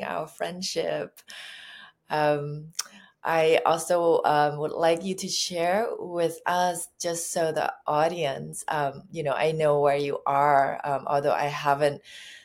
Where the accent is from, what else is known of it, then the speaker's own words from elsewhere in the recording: Thailand; now in California, United States; when I was growing up in Thailand